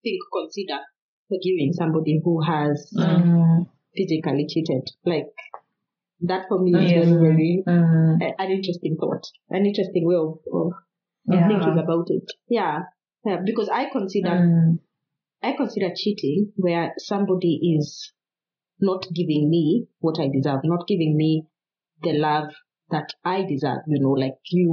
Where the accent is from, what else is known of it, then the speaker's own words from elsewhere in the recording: Kenya; now in Finland; We are from Kenya and we live in Finland